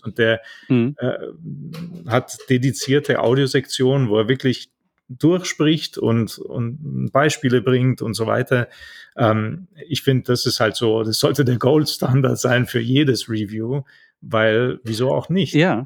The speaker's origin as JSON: {"language": "German", "country": "Italy", "moved": "yes", "said": "Wir haben in Italien, ich bin ja Italiener"}